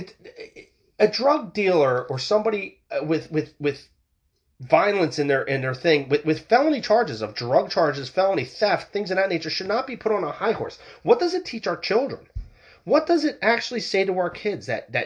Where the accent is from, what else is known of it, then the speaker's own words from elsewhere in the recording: Philadelphia, Pennsylvania, United States; I'm from the Philadelphia area myself